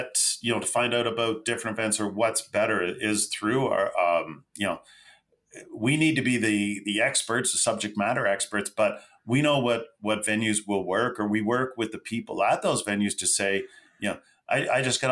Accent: Mississauga, Ontario, Canada; also born or lived in Toronto (east side); Grew up in West Side Toronto, Mississauga, Port Credit

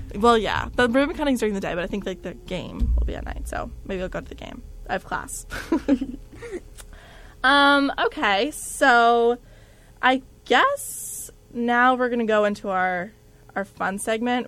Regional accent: New Jersey, United States; moved away; I'm from Jersey specifically

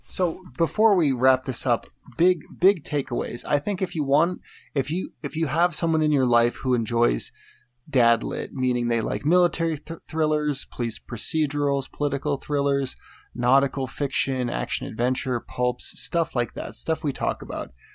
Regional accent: United States; I'm an American and Americans are are my people

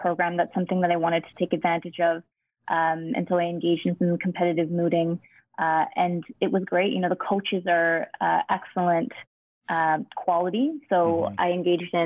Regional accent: Toronto, Ontario, Canada; I'm from Toronto, and I attended law school at Osgoode

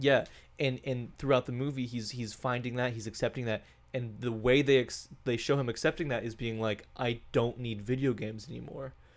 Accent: Bloomington, Indiana, United States; now in Cincinnati, United States; we we are from Bloomington, Indiana.

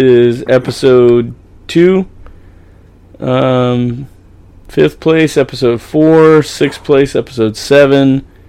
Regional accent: California, United States; accent: Okie; I was born and raised in California. My Oki's just, like, oozing its way out once in a while.

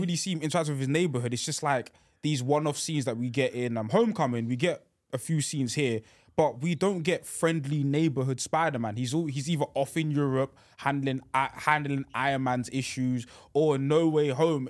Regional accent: United Kingdom; I'm a Brit

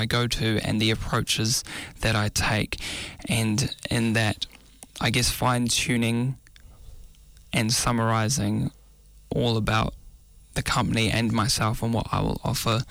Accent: Auckland, New Zealand; Growing up in South Auckland and now relocated to Central Auckland

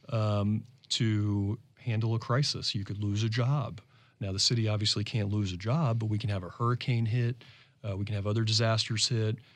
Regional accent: Florida, United States; I came here from South

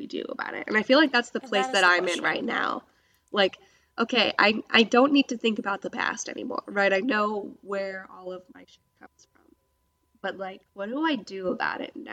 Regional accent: Hawaii, United States; moved away; I was born in Hawaii in by the Pacific Ocean.

